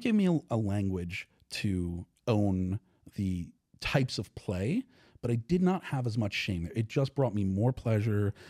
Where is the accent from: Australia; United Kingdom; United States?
United States; New York; moved away as an adult; also born or lived in Los Angeles; I grew up in New York